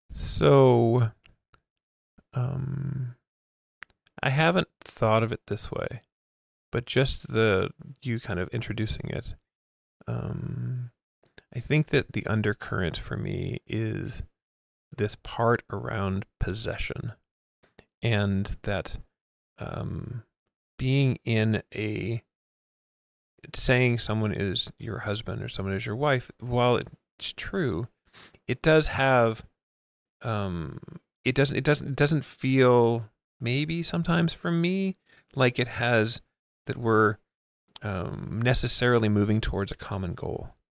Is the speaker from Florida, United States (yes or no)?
yes; Miami, Florida, United States; first language English; I grew up in Miami